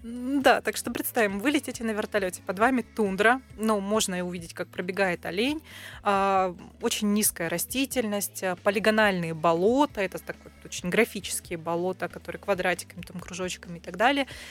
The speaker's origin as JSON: {"language": "Russian", "town": "Irkutsk", "region": "Irkutsk Oblast", "country": "Russia", "said": "этнически я из Иркутска Московской области, поэтому я видела, как там все развивалось"}